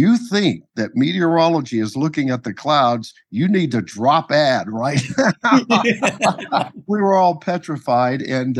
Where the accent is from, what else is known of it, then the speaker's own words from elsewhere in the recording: Georgia, United States; moved away as an adult; also born or lived in Florida / New Orleans; now in Los Angeles, United States; I grew up in Georgia and Florida.